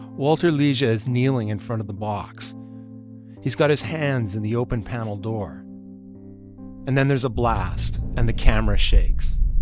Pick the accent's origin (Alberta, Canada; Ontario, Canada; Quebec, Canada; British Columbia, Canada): British Columbia, Canada; Vancouver; I grew up an Anglophone in Vancouver, the other side of Canada